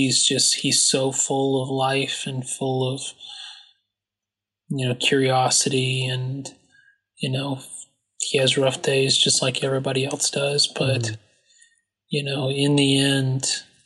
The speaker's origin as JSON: {"language": "English", "region": "the South", "country": "United States", "said": "I'm a Southerner"}